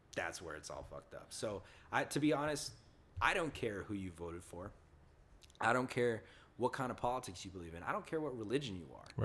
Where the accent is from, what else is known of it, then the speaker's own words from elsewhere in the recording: the South, United States; moved away; also born or lived in California; I was born here, but I grew up in the South